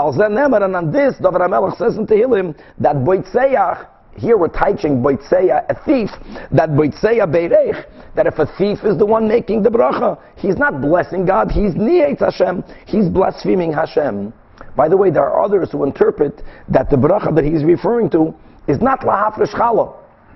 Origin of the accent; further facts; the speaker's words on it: Brazil; moved away; In the late 70s, when I was growing up in Brazil, my father, who was selling them curtains, used to travel a lot to other countries